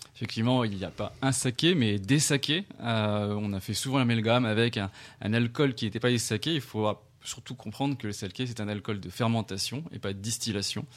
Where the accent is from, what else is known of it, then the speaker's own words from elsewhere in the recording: Paris, Île-de-France, France; also born or lived in Tokyo, Japan; Ma mère est tunisienne et mon père est chino-cambodgien et je suis né à Paris